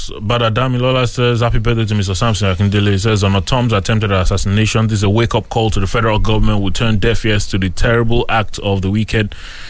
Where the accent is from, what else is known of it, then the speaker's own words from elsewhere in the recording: Ibadan, Oyo, Nigeria; I'm from Ibadan